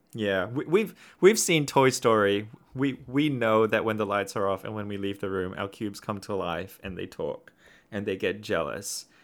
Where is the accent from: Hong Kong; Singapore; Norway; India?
Singapore; now in Australia; growing up in Singapore and now living in Australia.